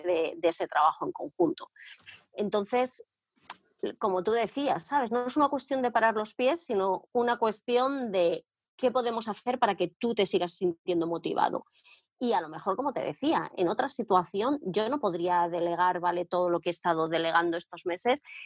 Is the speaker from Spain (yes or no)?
yes; Madrid, Community of Madrid, Spain; moved away as an adult; now in England, United Kingdom; yo soy de Madrid, David, y vine a Inglaterra pues va a ser ya 13